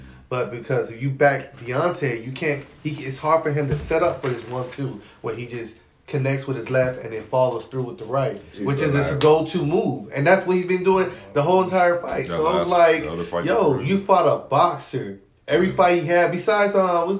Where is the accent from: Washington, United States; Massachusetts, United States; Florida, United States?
Florida, United States; Tampa; I'm from Tampa